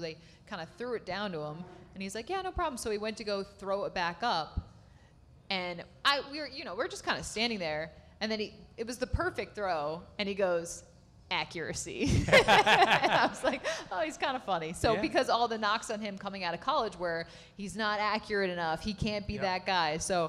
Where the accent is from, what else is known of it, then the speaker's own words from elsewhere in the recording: New York, United States; we're from Western New York, we're Buffalo area, Rochester, you know